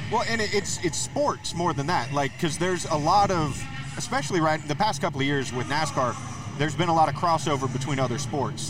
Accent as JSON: {"language": "English", "region": "North Carolina", "country": "United States", "tie": "born or raised there", "said": "growing up in North Carolina, that is something that you just feel"}